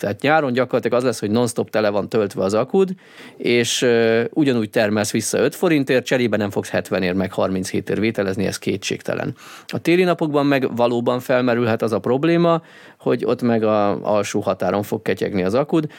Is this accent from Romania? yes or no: no; Hungary